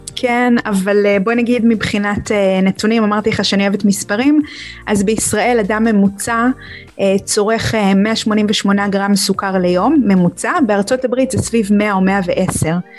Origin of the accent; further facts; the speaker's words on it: Israel; שאנחנו צורכים כישראלים